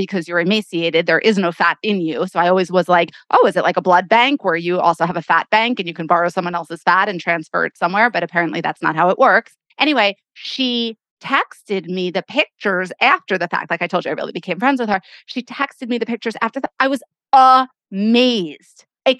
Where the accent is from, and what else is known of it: Florida, United States; born or raised there